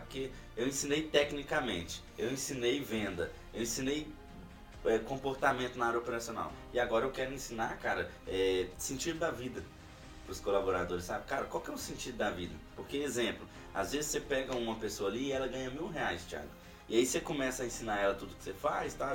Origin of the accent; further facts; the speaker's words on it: Ribeirão das Neves, Minas Gerais, Brazil; moved away; eu sou de Ribeirão das Neves, Belo Horizonte, e eu me via insatisfeito ali no local que eu tava